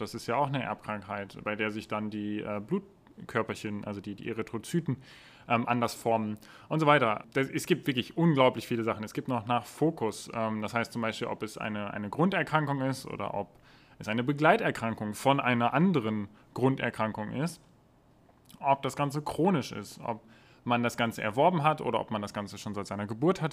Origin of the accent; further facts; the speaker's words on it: Germany; wir so als Deutsche